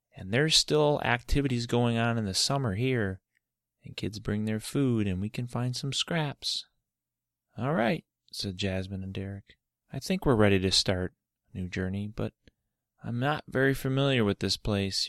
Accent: Michigan, United States; Michigan, my home state

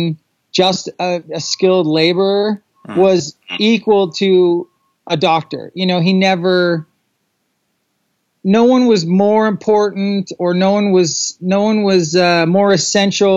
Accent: Southern California, United States; I am originally from Southern California. I was born in Southern California, very, very Southern California

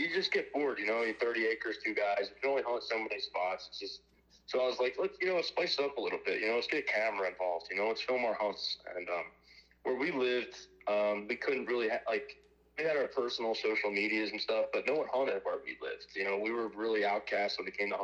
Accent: Southeast Pennsylvania, United States; moved away as an adult; now in Ohio, United States; I'm from Southeast Pennsylvania. I just moved to Ohio this year.

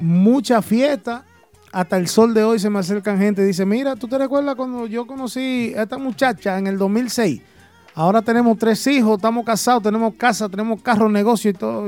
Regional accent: United States; Spanish is a second language; also born or lived in Dominican Republic; yo soy americano

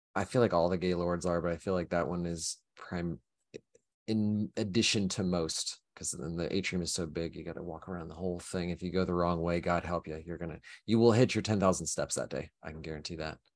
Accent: Oklahoma, United States; moved away; I grew up in Oklahoma and it was tornadoes

